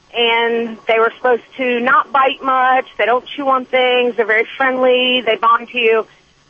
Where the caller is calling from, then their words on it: Tennessee, United States; Actually in Tennessee right now, but I'm a truck driver, so I'm everywhere.